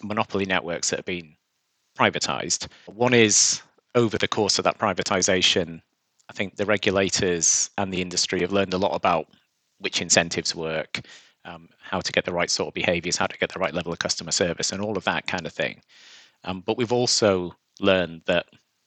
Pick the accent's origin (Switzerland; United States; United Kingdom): United Kingdom; Seascale, North West England; moved away as an adult; also born or lived in York; I grew up in Seascale